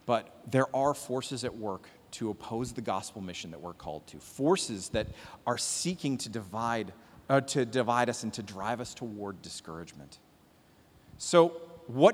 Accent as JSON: {"language": "English", "country": "Canada", "moved": "yes", "lives_now": "United States", "said": "As a Canadian living here in America land"}